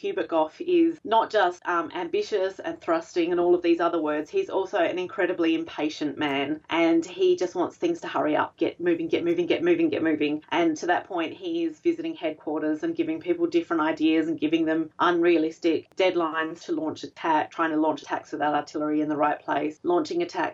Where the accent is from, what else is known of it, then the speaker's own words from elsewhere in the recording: Australia; as an Australian, my great-grandmother referred to England as home